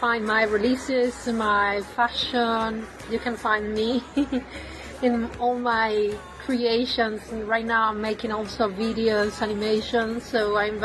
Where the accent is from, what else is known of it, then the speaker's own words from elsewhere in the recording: Cuba; also born or lived in Russia; now in Barcelona, Spain; I was raised in Cuba. I was born in Russia from an Ethiopian father and a Cuban mother